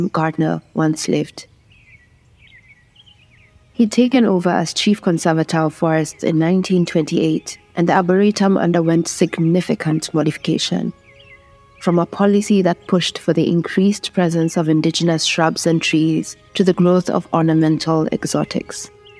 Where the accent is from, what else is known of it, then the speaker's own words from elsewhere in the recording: Kenya; I am a Kenyan communications specialist.